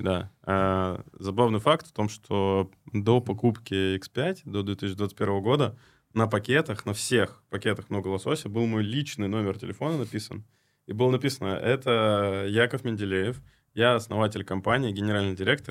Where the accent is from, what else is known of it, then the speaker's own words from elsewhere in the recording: Krasnoyarsk, Krasnoyarsk Krai, Russia; Я в тот момент находился в Красноярске, это вообще мой родной город